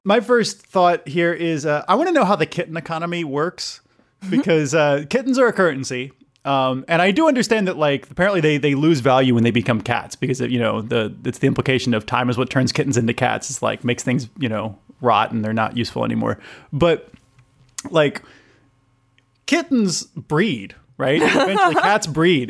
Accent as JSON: {"language": "English", "country": "United States", "moved": "yes", "said": "I'm American"}